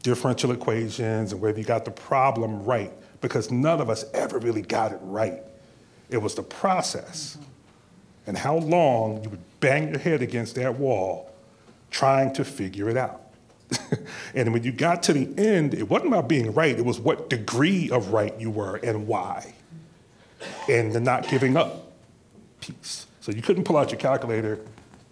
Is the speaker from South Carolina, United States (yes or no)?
no; Neptune, New Jersey, United States; I was raised in Neptune, New Jersey, and went through school there